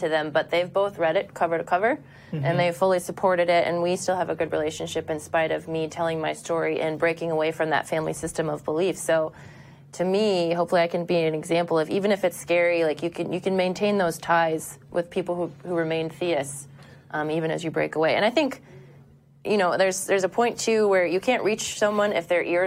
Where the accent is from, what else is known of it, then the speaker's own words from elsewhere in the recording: Kansas City, United States; now in Chicago, United States; I grew up in Kansas City and then moved to Chicago